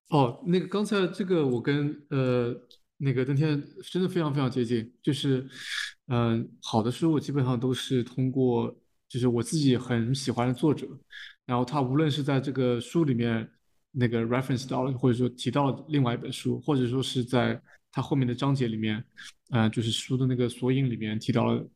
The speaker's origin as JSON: {"language": "Chinese", "country": "China", "tie": "born or raised there", "said": "虽然我们在中国长大"}